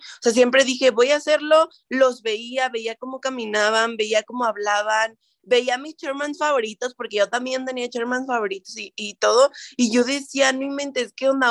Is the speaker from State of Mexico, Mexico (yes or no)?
yes; Toluca, State of Mexico, Mexico; Yo también soy de Toluca